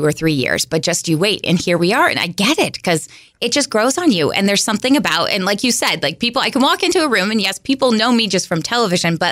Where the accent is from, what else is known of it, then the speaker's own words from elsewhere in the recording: West Coast, United States; moved away as an adult; also born or lived in Boise, Idaho; now in Central Illinois, United States; I'm from the West Coast